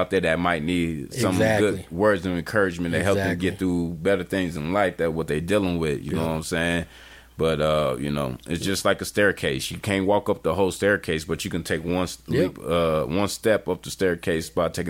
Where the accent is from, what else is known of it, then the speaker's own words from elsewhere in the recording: Chicago, Illinois, United States; South side all day.